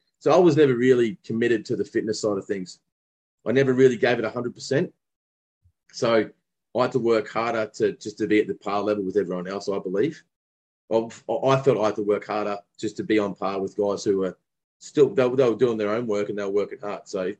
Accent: Brisbane, Queensland, Australia; I still felt like I was a clubby from Wynnum.

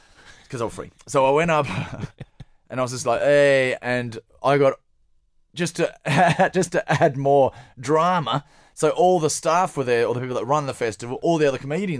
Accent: Perth, Western Australia, Australia; moved away as an adult; also born or lived in Sydney / Melbourne; I'm from Perth.

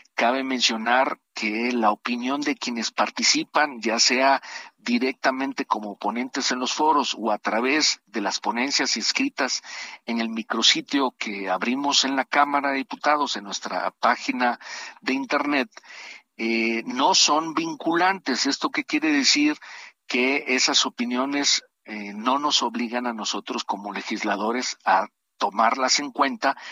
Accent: Tabasco, Mexico; mi estado, yo soy tabasqueño

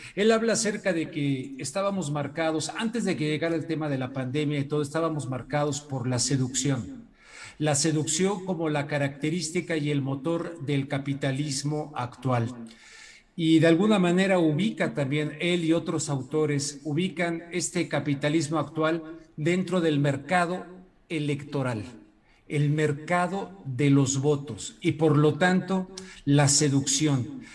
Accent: Mexico

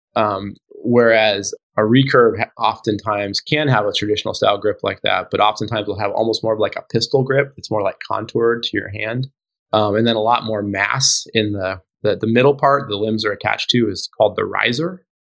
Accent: Alaska, United States; I grew up in Alaska.

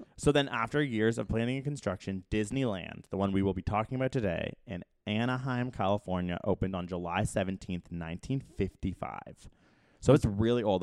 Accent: Canada; as a Canadian living in America

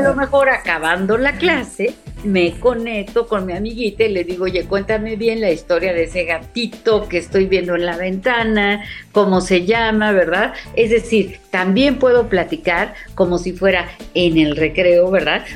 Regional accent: Mexico; como mexicanos

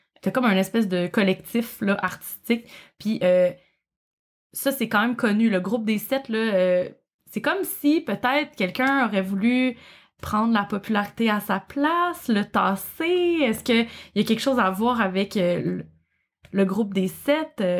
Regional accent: Quebec, Canada; accent: Québécois; j'imagine que vous reconnaissez mon accent. je ne, viens du Québec. Je, je, vis au Québec

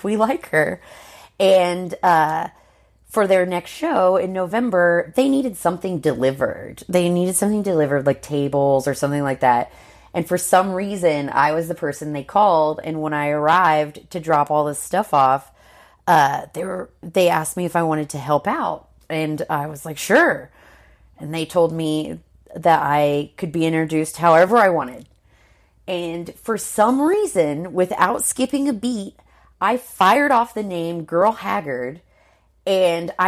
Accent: Peru, Indiana, United States; born or raised there; now in Indianapolis, United States

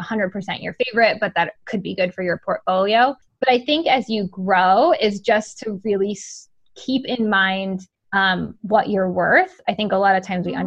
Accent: Rhode Island, United States; I live in, I'm from Rhode Island

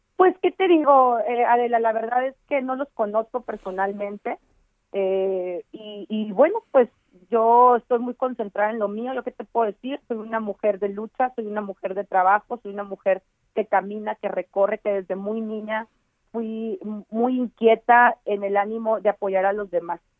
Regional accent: Baja California, Mexico; yo soy baja californiana, aquí nací, aquí crecí, nunca abandoné a mi estado

